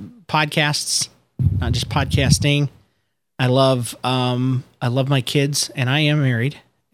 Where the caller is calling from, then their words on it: St. Petersburg, Florida, United States; I'm recording from St. Petersburg, Florida.